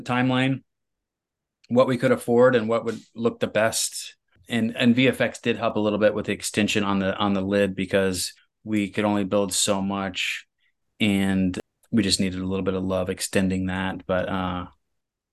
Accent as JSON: {"language": "English", "region": "Midwest", "country": "United States", "tie": "born or raised there", "said": "I grew up in the Midwest"}